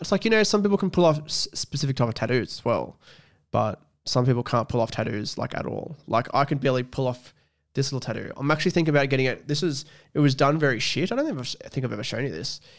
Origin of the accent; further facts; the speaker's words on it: Scone, New South Wales, Australia; moved away as an adult; I live away from my hometown, which is scone